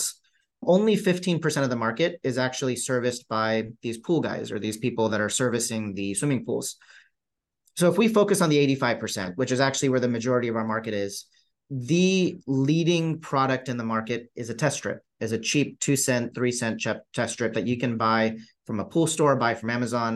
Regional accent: Southern California, United States; growing up in Southern California at his dad's pool and spa store

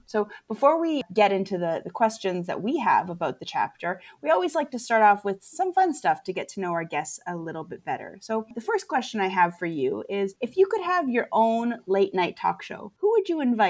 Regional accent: Canada; as a Canadian

